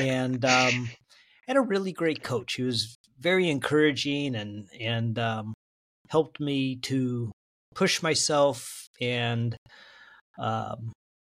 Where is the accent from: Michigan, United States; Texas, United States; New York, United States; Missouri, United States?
Missouri, United States; St. Louis; now in Lawrence, Kansas, United States; I grew up in the St. Louis area in the county